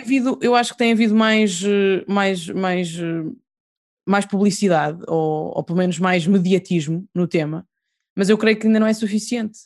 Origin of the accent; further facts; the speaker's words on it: Portugal; somos portugueses